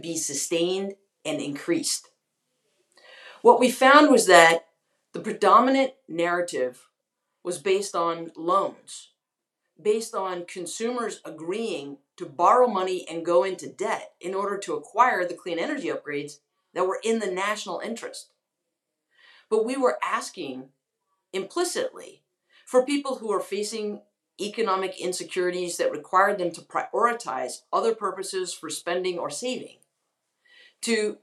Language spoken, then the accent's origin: English; North Carolina, United States; moved away as an adult; also born or lived in Washington, D.C.; I grew up in North Carolina. I'm deeply devoted to my home state, but I had moved to Washington, D.C. 10 years ago, well, now, gosh, 14